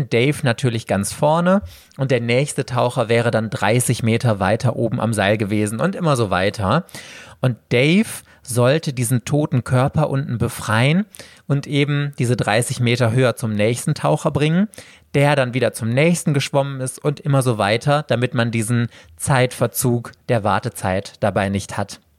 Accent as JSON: {"language": "German", "town": "Mülheim an der Ruhr", "region": "North Rhine-Westphalia", "country": "Germany", "tie": "born or raised there", "said": "meiner Heimatstadt fiese, Mülheim."}